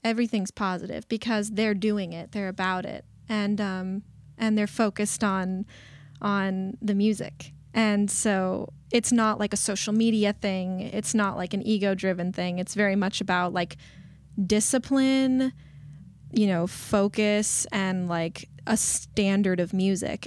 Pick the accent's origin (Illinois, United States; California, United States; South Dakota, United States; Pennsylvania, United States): California, United States; Burbank; I went to Burbank High School. I grew up in the Valley